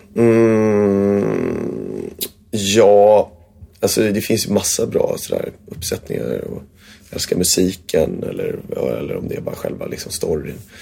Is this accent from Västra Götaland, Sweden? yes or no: no; Värmdö, Stockholm County, Sweden; Jag bodde ute på Värmdö